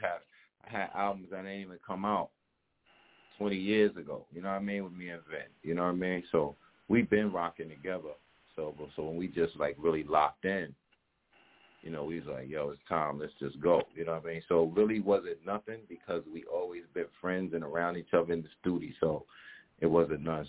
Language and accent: English; New York City, New York, United States; also born or lived in the Bronx; I was born in Harlem